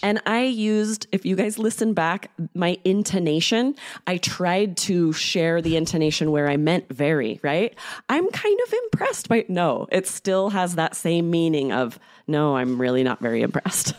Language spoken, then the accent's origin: English; United States; I'm American